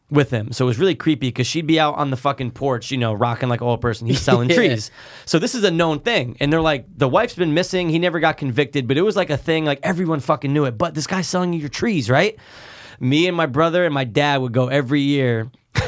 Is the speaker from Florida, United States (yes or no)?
no; Stamford, Connecticut, United States; I grew up in the Cove. One of my first houses was in the Cove.